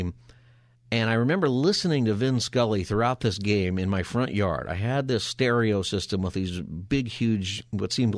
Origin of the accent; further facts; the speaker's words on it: Palmdale, California, United States; growing up in the L.A. area, growing up in Palmdale